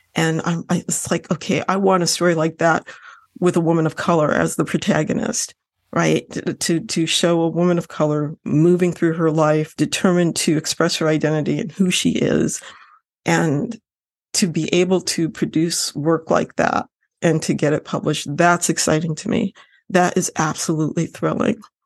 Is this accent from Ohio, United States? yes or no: yes; Lorain, Ohio, United States; I grew up in Ohio, I grew up in Lorraine, Ohio